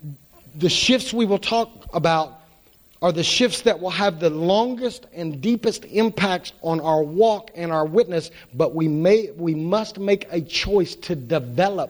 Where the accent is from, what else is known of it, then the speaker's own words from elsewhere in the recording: United States; we're American Christians